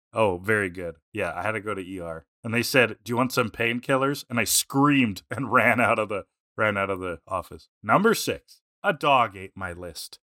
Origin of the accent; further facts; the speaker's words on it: Canada; we're, we're Canadian